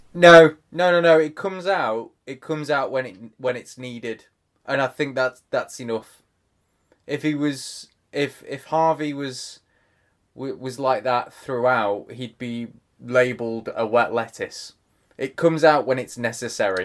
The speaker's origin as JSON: {"language": "English", "region": "England", "country": "United Kingdom", "said": "as an English person"}